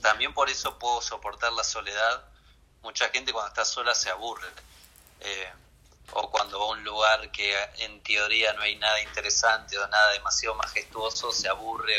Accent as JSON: {"language": "Spanish", "region": "Buenos Aires", "country": "Argentina", "moved": "as an adult", "said": "A mí como porteño me parece una ciudad tranquila"}